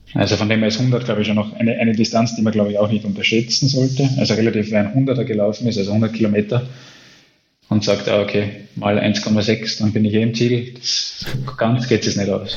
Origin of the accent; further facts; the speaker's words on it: Austria; ich bin Österreicher.